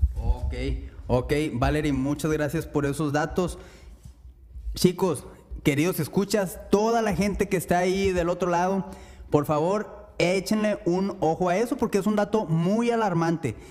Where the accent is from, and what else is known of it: Mexico